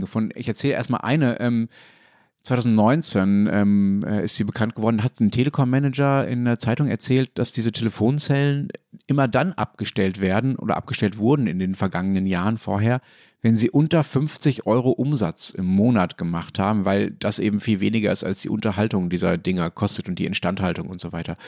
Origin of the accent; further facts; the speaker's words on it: West Germany, Germany; Ich komme ja nicht aus Berlin, sondern bin im Westdeutschland aufgewachsen